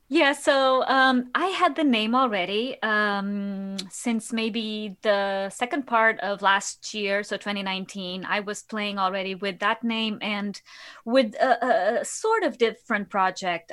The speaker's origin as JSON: {"language": "English", "region": "Lisbon", "country": "Portugal", "moved": "as an adult", "lives_now": "New York City, United States", "said": "I'm originally from Lisbon, from Portugal. So, I came here, yeah, seven years ago."}